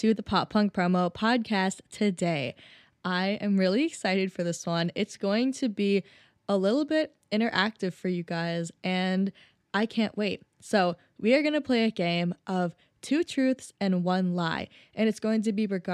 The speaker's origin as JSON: {"language": "English", "region": "Minnesota", "country": "United States", "said": "I'm from Minnesota"}